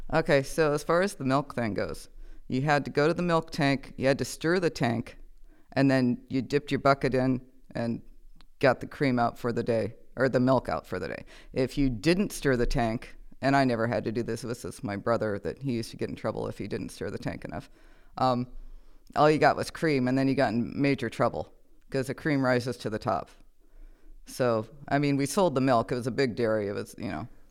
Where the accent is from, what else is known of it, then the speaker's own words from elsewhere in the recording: Nebraska, United States; I am originally from Nebraska. I was born in a hospital, but I was raised in a barn.